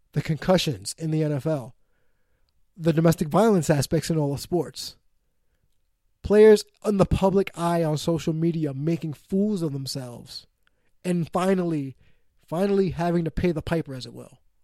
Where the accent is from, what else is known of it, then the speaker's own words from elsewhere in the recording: New York, United States; my hometown, New York Mets